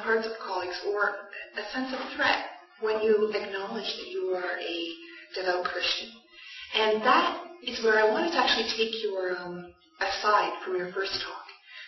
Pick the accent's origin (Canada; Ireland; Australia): Canada; moved away as an adult; now in United States; I have all my education in Canada.